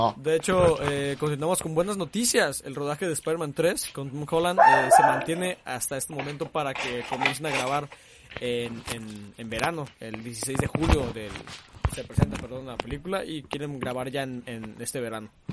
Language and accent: Spanish; Mexico; somos los mexicanos